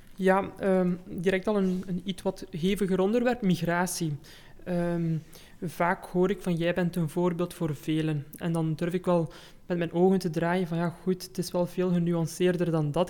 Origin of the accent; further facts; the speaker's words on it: Belgium; also born or lived in Germany; Ik ben zelf geboren in Duitsland, uh, hebben daar zes jaar gewoond en mhm. nadien naar België geïmigreerd.